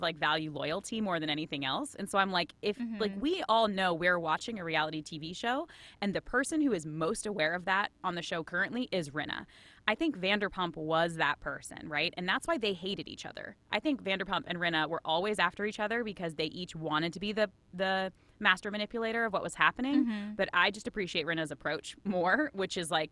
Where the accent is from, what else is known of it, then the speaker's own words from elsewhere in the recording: Boston, Massachusetts, United States; I am from Boston